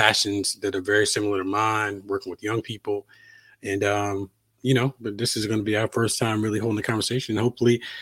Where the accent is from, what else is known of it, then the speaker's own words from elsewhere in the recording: Halifax, Virginia, United States; moved away as an adult; also born or lived in Blacksburg, Virginia / Atlanta / Raleigh; I grew up in Southern Virginia. My hometown is Halifax, Virginia.